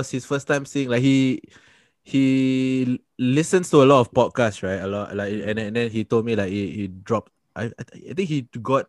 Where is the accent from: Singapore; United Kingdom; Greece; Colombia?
Singapore; I'm from Singapore.